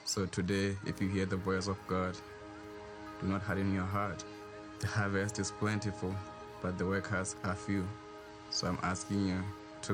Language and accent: English; Lesotho; I was born in Lesotho, Southern Africa, and was raised in the villages.